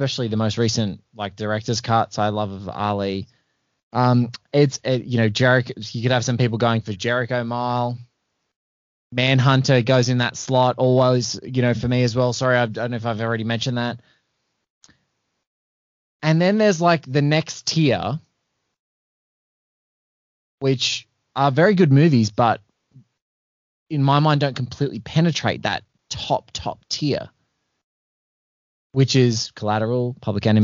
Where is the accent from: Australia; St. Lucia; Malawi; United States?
Australia; as an Aussie